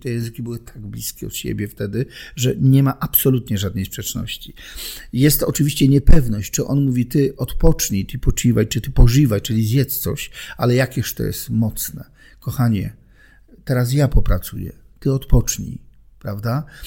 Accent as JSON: {"language": "Polish", "region": "Silesian Voivodeship", "country": "Poland", "tie": "born or raised there", "said": "Urodziłem się na Śląsku, tam żyję"}